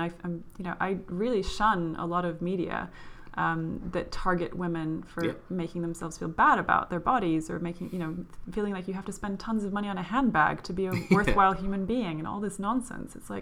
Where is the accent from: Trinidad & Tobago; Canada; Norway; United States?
Norway; moved away as an adult; now in London, United Kingdom; when I grew up in Norway.